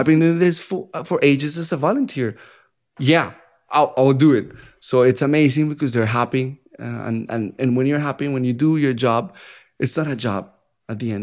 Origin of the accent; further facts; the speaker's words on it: Bogotá, Colombia; English is a second language; moved away as an adult; now in Dallas, United States; I'm from Colombia, first country in South America